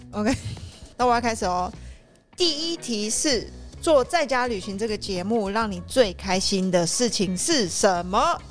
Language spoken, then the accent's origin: Chinese; Taiwan; 然后再加上，我真的觉得我们的台湾的文化是真的是属于比较单薄的、比较单一的